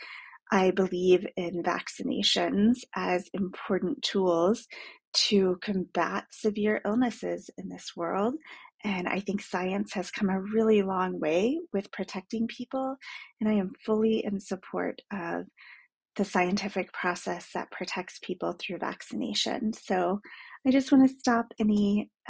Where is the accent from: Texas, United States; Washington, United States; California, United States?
Texas, United States; Dallas; I grew up in Dallas